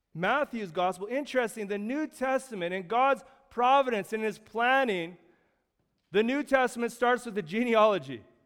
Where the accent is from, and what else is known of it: Canada